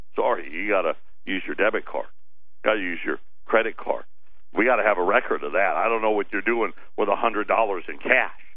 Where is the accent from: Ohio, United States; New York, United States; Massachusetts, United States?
New York, United States; Syracuse; growing up in Syracuse